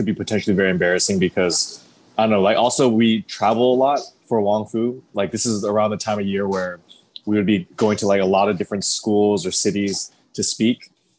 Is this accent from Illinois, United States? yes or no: no; California, United States; we're all from California